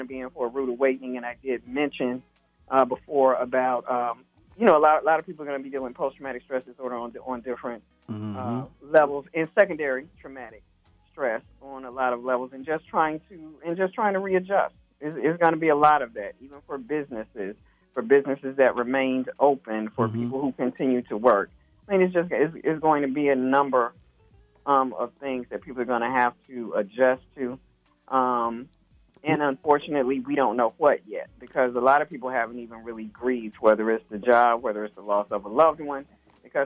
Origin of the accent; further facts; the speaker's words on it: Alabama, United States; I'm from Alabama